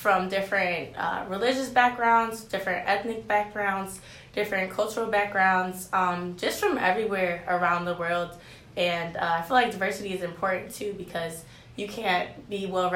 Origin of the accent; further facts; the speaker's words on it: Cleveland, Ohio, United States; now in Fresno, United States; I'm from Cleveland, Ohio, and I study psychology and graphic design here